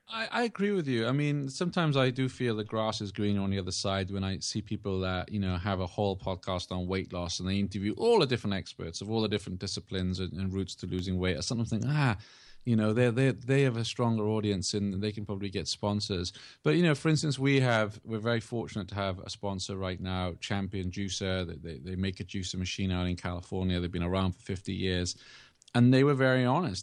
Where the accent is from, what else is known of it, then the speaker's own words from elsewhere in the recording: England, United Kingdom; moved away; I grew up in England